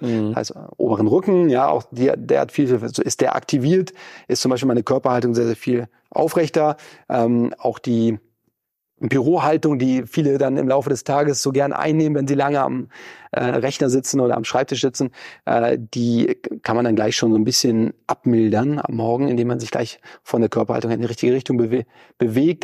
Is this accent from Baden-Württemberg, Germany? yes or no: no; Lübeck, Schleswig-Holstein, Germany; now in Hamburg, Germany; ich komme ursprünglich aus Lübeck, also mehr oder weniger direkt von der Ostseeküste